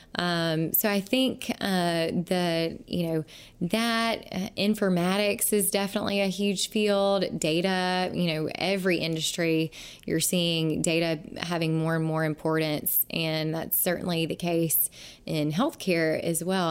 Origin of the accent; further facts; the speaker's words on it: Mississippi Delta, United States; my hometown, small town in Mi-, Mississippi Delta, uh, where I grew up